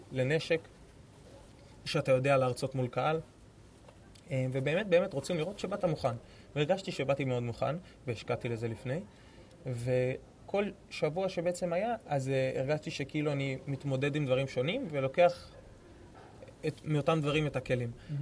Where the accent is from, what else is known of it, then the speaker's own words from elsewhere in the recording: Tel Aviv, Tel Aviv District, Israel; אני מתל אביב, גדלתי בתל אביב, חייתי בתל אביב.